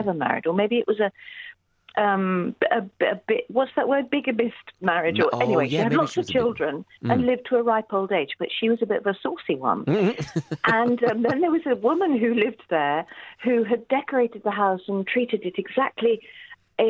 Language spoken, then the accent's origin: English; Chalfont St Giles, South East England, United Kingdom; also born or lived in Gerrards Cross; I grew up in Buckinghamshire in a small village called Chalfont St Giles.